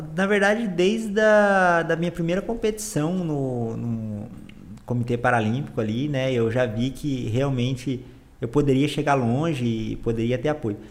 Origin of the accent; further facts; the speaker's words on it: Campo Grande, Mato Grosso do Sul, Brazil; also born or lived in Bonito; Sou, sou campograndense. Nasci aqui, cresci aqui